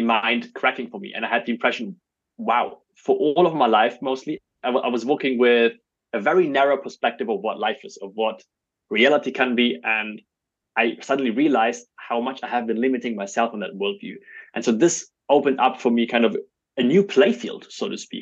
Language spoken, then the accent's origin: English; Germany; also born or lived in Belarus; when I was very young, my family emigrated to Germany